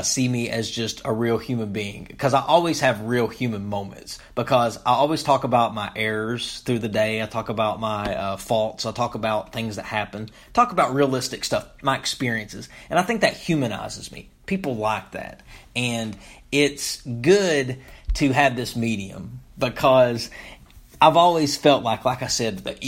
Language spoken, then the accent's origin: English; Topmost, Kentucky, United States; moved away; I grew up in a small town in eastern Kentucky called Topmost